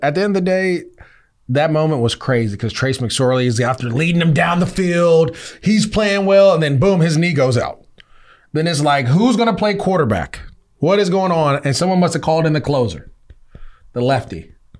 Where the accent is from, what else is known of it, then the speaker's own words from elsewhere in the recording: West Coast, United States; I'm from the West Coast.